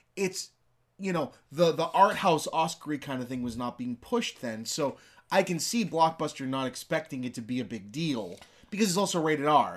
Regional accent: Lynn, Massachusetts, United States; I'm from Lynn, and Lynn is a bit of an urban, kinda more rough and tumble kinda city

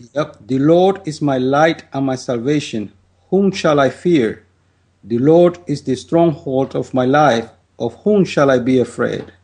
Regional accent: Dominican Republic; moved away as an adult; now in United States; I'm from the Dominican Republic, and I lived in my country uh, for 25 years. Then I came to the United States

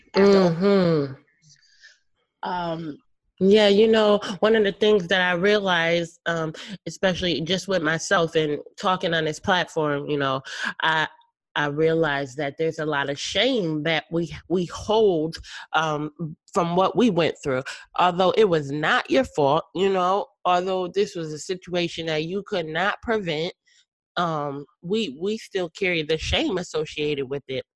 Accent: Connecticut, United States; now in Texas, United States; I'm from Connecticut, she's from Connecticut, and I now live in Texas

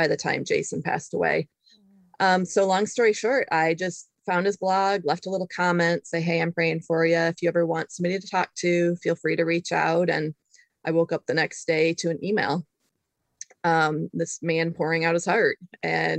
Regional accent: Michigan, United States; moved away as an adult; also born or lived in Tennessee; we moved from Tennessee back to my hometown in Michigan

